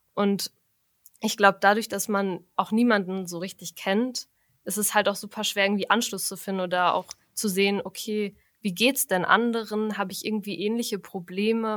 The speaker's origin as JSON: {"language": "German", "town": "Frankfurt", "country": "Germany", "moved": "as an adult", "lives_now": "Münster, Germany", "said": "Also eigentlich komme ich aus Frankfurt."}